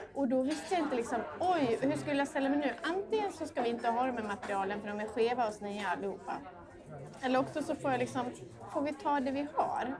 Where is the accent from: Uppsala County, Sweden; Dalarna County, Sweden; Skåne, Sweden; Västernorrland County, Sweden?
Dalarna County, Sweden; Borlänge; moved away; also born or lived in London; jag kom ju från en, eh, från en mindre stad i Dalarna, jag kom från Borlänge